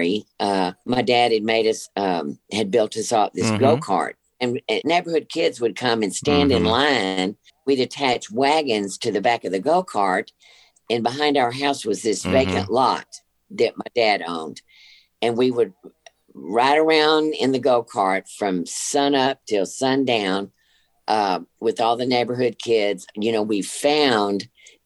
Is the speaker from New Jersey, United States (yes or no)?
no; Rosenberg, Texas, United States; I grew up in a town outside of Houston, Rosenberg, Texas.